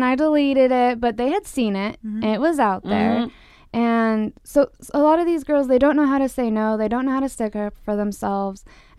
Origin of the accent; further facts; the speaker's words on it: Utah, United States; In several states, including my hometown, Utah, mm. Porn is considered a public health hazard.